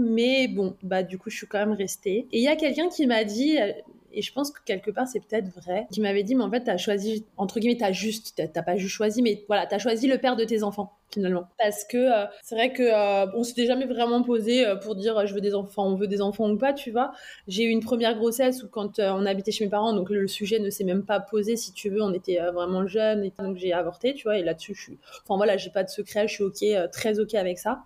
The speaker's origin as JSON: {"language": "French", "area": "Val-d'Oise", "region": "Île-de-France", "country": "France", "tie": "born or raised there", "also_born_or_lived": "Neuilly-sur-Seine", "said": "on a grandi dans le, dans le Val d'Oise."}